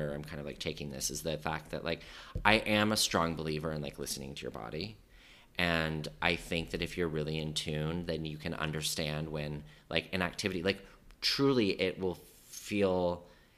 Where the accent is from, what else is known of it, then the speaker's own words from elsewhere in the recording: Colorado, United States; now in New York, United States; I grew up in Colorado